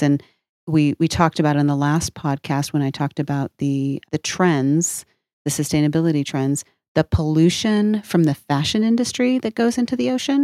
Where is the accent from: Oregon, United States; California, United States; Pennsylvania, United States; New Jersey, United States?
Oregon, United States; now in New Mexico, United States; I, I grew up in Oregon where, uh, it, which is not a landlocked, um, state. And, and of course, now I live in New Mexico